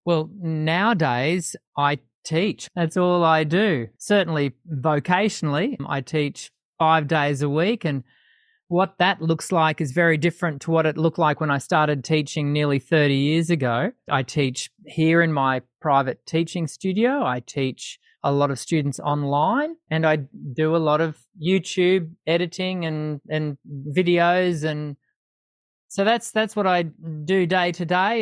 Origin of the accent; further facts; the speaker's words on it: Sydney, New South Wales, Australia; moved away as an adult; now in Brisbane, Australia; I was born in Sydney, but have spent mo-, the majority of my adult life here in Brisbane in Queensland.